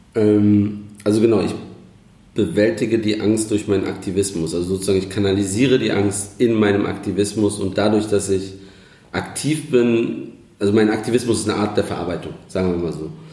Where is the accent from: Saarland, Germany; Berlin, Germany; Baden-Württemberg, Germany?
Berlin, Germany; ich bin äh, gebürtiger Kreuzberger, aufgewachsen in Neukölln